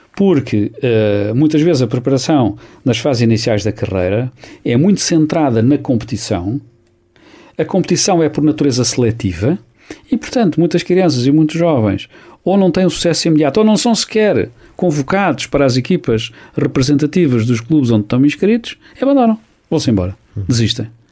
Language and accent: Portuguese; Santarém, Santarém District, Portugal; Sou de Santarém